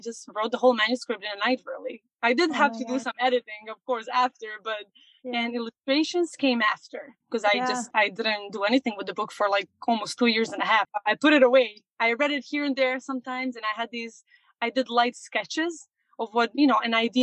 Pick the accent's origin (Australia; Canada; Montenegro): Montenegro; moved away as an adult; now in New York, United States; I was born and raised in Montenegro, and I came here when I was 19 to US. So it's been almost 14 years that I'm here in New York.